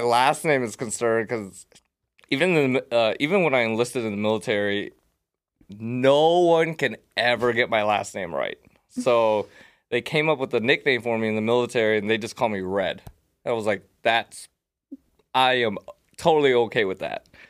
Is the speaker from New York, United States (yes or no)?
no; Las Vegas, Nevada, United States; I was raised here in Vegas